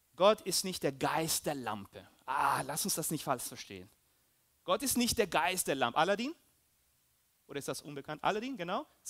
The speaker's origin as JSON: {"language": "German", "country": "Peru", "also_born_or_lived": "Germany", "moved": "yes", "said": "ich bin auch Peruaner, Deutsche, so ein bisschen"}